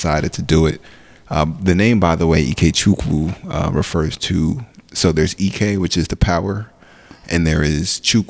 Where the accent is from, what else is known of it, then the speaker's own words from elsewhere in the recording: Nigeria; also born or lived in Newark, New Jersey; now in New Jersey, United States; I'm Nigerian. I'm Igbo, as a matter of fact.